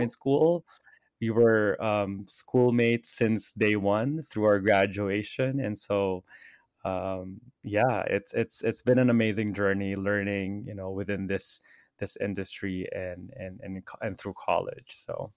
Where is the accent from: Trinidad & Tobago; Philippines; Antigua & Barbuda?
Philippines; now in Los Angeles, United States; I grew up in the Philippines